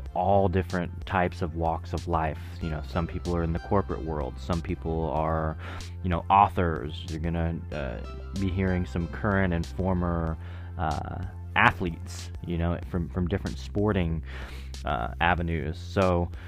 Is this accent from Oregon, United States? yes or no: yes; Portland, Oregon, United States; I grew up in the Portland metro area